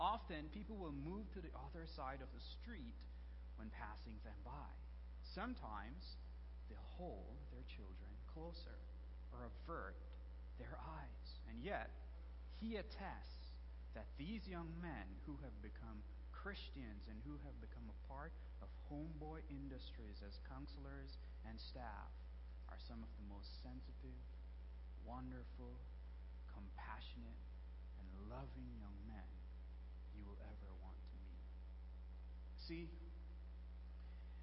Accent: Belize; moved away; I'm originally from Belize

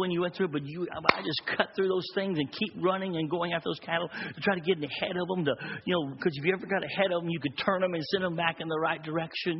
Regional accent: Texas, United States; I'm a Texas boy, and I grew up in the country in Texas

